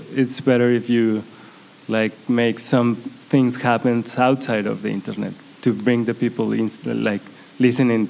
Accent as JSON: {"language": "English", "town": "Guadalajara", "region": "Jalisco", "country": "Mexico", "tie": "born or raised there", "also_born_or_lived": "Tijuana", "second_language": "English", "said": "Guadalajara, my hometown"}